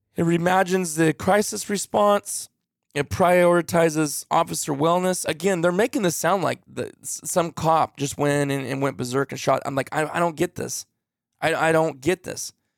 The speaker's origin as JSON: {"language": "English", "country": "United States", "said": "I'm American"}